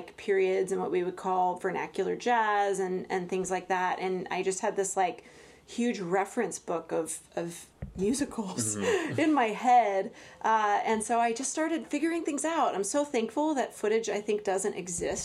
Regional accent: Los Angeles, California, United States; I grew up in Los Angeles, California. So I'm one of the rare artists who actually was born there

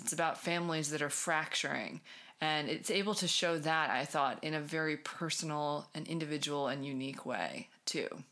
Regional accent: New England, United States; moved away; I'm originally from New England.

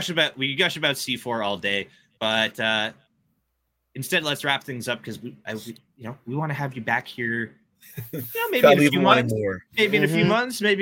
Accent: Hamilton, Ontario, Canada; my hometown guys from here in Hamilton, Ontario

